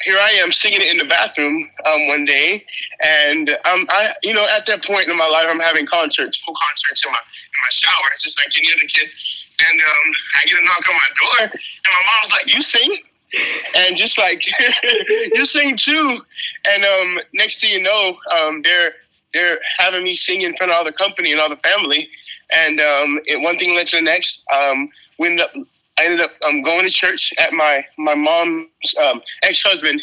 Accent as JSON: {"language": "English", "country": "Trinidad & Tobago", "moved": "yes", "lives_now": "Texas, United States", "said": "I'm from Trinidad, which is an island"}